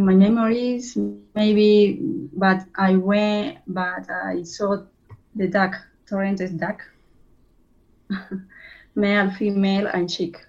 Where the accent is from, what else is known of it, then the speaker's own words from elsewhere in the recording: Amazon region, Madre de Dios, Peru; I'm from Amazon region. We call Madre de Dios